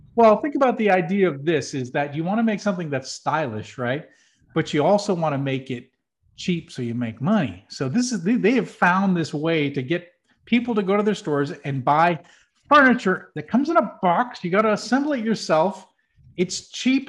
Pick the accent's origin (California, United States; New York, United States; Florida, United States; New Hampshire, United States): New Hampshire, United States; I'm from New Hampshire, which is also known as the Granite State